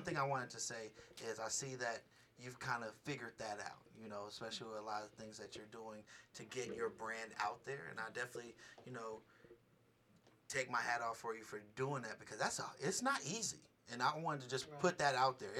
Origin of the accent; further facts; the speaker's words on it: Bay Area, California, United States; now in Las Vegas, United States; I'm from the Bay Area.